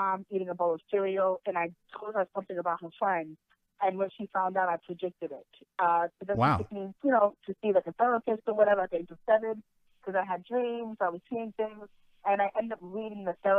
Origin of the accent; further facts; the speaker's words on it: New York, United States; moved away as an adult; also born or lived in Manhattan, New York; now in New Jersey, United States; I grew up in Queens, New York, but I spent most of my career in Manhattan.